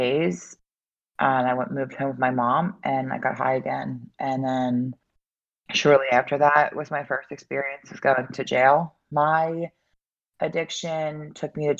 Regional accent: Philadelphia, Pennsylvania, United States; also born or lived in Delaware County, Pennsylvania; I'm from the Philadelphia area

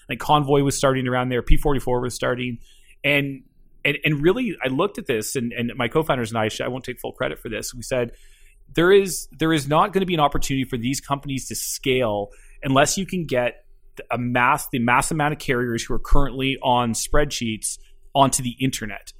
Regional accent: Keswick, Ontario, Canada; also born or lived in Toronto; grew up just north of Toronto in a little town called, uh, called Keswick

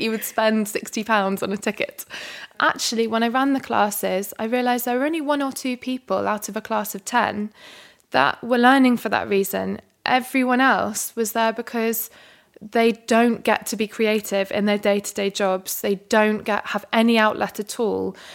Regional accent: London, United Kingdom; I was a calligrapher from London

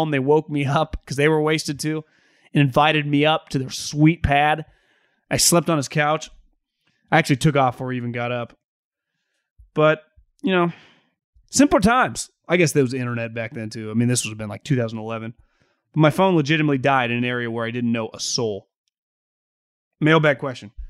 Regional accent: New Hampshire, United States; I'm from New Hampshire, native, born and raised.

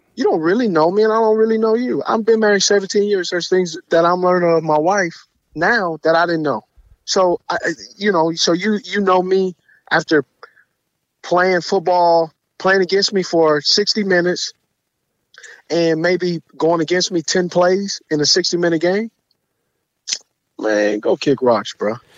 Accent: West Coast, United States; I'm from the West Coast

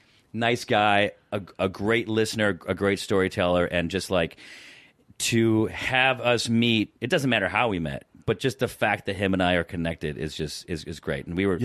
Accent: Syracuse, New York, United States; now in Los Angeles, United States; I grew up in Syracuse.

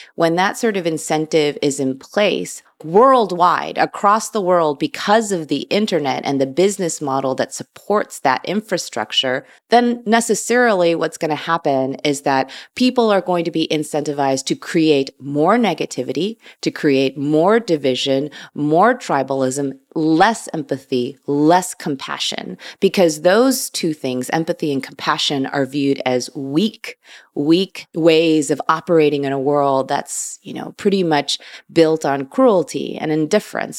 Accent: Chicago, Illinois, United States; I was born and raised in Chicago, Illinois.

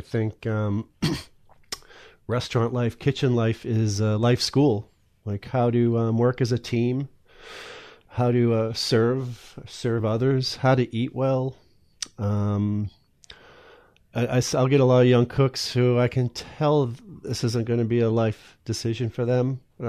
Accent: Massachusetts, United States; now in Maine, United States

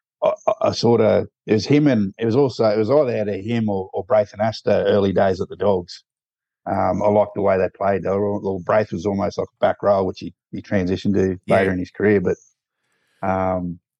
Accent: Emerald, Queensland, Australia; we're both from Emerald in Queensland, in central Queensland

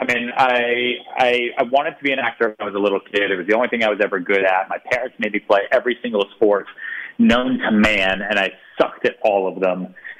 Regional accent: Houston, Texas, United States; born there; I was born in Houston, Texas.

